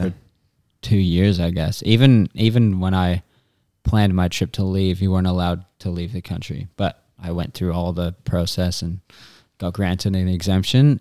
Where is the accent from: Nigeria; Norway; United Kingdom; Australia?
Australia; from Australia, and, uh, I'm currently in Phoenix